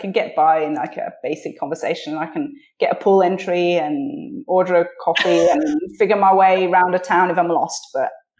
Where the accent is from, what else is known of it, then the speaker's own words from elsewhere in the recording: Switzerland; So I was born and grew up in Switzerland, and I spoke English at home